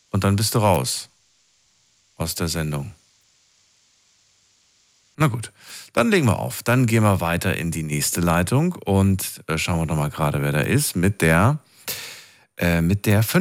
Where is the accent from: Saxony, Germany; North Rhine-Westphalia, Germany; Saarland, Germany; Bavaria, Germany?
Saarland, Germany; Saarbrücken; Ja, Saarbrücken.